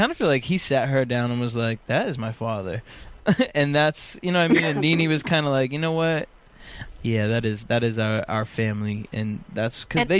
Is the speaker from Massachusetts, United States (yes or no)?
yes; New York, Massachusetts, United States